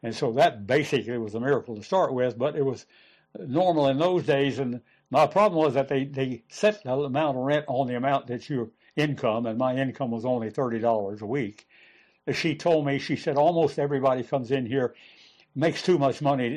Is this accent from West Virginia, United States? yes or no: yes; West Virginia, United States; moved away as an adult; I was from West Virginia